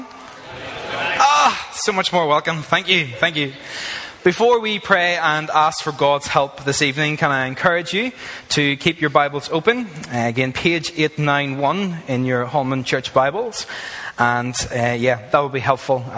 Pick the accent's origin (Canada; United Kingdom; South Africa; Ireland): Ireland; moved away as an adult; now in Australia; I am from Ireland